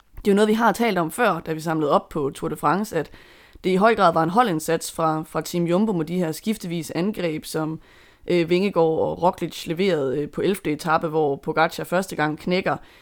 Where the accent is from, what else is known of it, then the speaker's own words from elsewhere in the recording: Denmark; som dansker